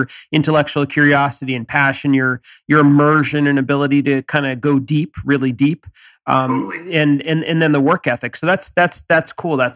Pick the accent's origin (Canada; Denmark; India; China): China; English is a second language; I come from China.